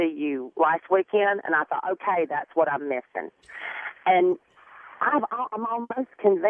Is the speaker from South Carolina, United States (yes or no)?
yes; South Carolina, United States; moved away; And I grew up in South Carolina.